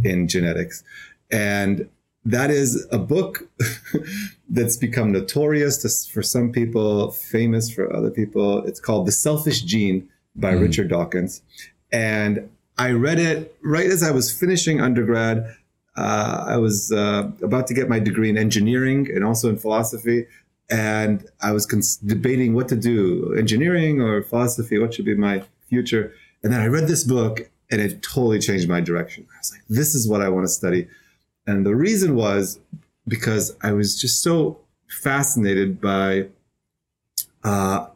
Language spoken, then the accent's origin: English; Israel; moved away as an adult; now in New York City, United States; I'm originally from Israel. I've been in New York City for almost 6 years